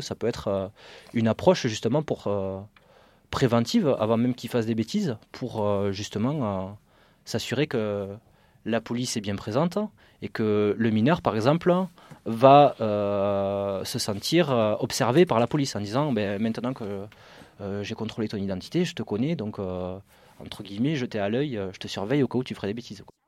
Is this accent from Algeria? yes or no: no; Carcassonne, Occitania, France; moved away as an adult; now in Paris region, France; comme vous pouvez l'entendre à mon accent, je ne suis pas du tout de région parisienne, je ne suis pas du tout du 9-3 ou de même de Noisy-le-Grand. Je viens, de Carcassonne, dans une petite ville dans le sud, à côté de, à côté de Toulouse